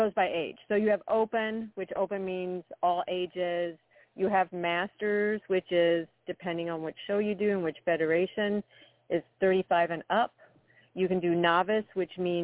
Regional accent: West Coast, United States; moved away as an adult; also born or lived in England; now in Minnesota, United States; I was born in England and immigrated to this country when I was very young with my dad, who worked for the airlines. I was pretty much raised on the West Coast

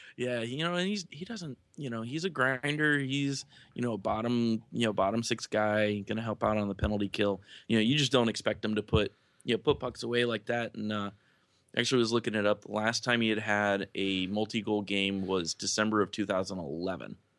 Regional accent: Lakeland, Florida, United States; I grew up in Lakeland

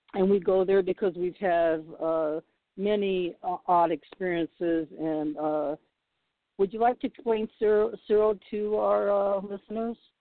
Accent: Boston, Massachusetts, United States; now in Los Angeles, United States; I was born in Boston

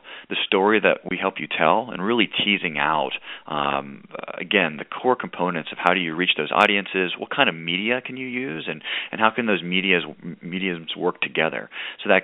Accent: Pittsburgh, Pennsylvania, United States; moved away as an adult; also born or lived in Richmond, Virginia; I was from Pittsburgh, Pennsylvania, didn't really know Richmond before I came down to view it

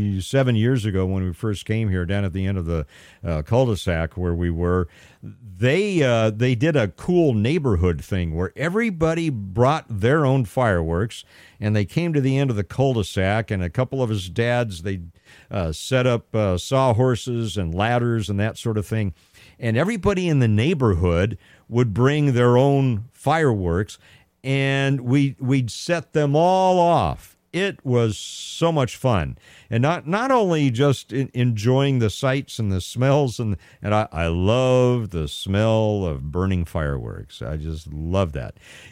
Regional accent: Pasadena, California, United States; growing up in Southern California, the big thing for us, especially having grown up in Pasadena, California

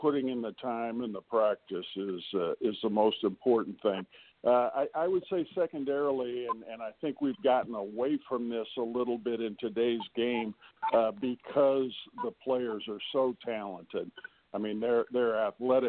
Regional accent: Batavia, Illinois, United States; the neat thing about Batavia growing up was that the entire social calendar was based around the high school sports.

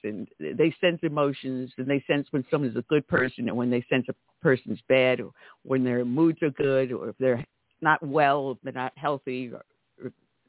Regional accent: New York, United States; moved away; from one former New Yorker to another New Yorker.

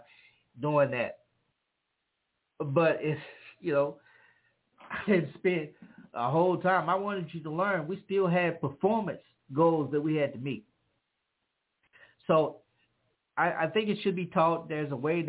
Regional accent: Louisiana, United States; I grew up in the South, in Louisiana

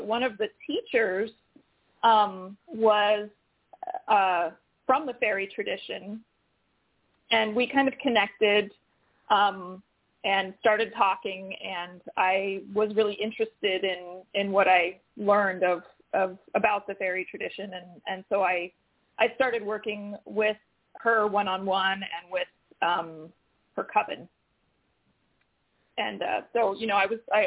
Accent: Santa Cruz Mountains, California, United States; I grew up in the Santa Cruz Mountains, so I was in a rural area surrounded by a lot of woods

